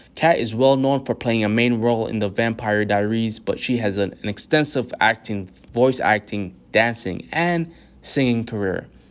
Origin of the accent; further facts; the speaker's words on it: Minnesota, United States; for me as a former refugee myself, yeah, growing up in Minnesota